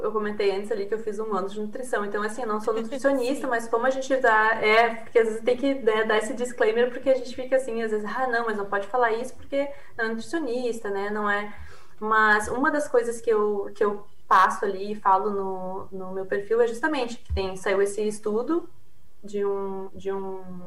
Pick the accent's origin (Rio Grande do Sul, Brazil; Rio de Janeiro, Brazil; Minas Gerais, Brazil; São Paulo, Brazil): Rio Grande do Sul, Brazil; accent: gaúcho (Rio Grande do Sul); also born or lived in Queensland, Australia; Eu tô no Rio Grande do Sul, né? Deve ter notado pelo, pelo meu sotaque.